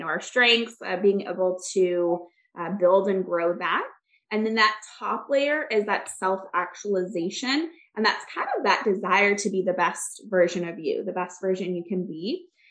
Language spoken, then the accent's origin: English; Michigan, United States; now in Orlando, United States; I actually grew up in Michigan